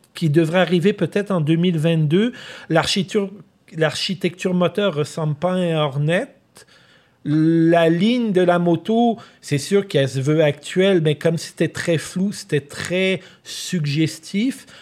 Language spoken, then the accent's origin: French; Quebec, Canada; chez nous au Québec